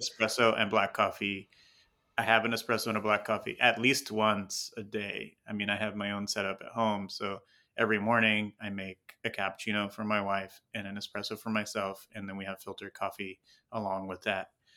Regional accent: Houston, Texas, United States; also born or lived in Tucson, Arizona; now in Los Angeles, United States; I was born and raised in Houston, Texas

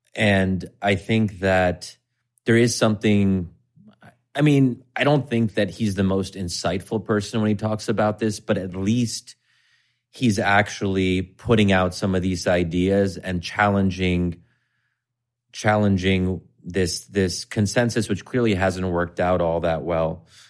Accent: United States; I'm American

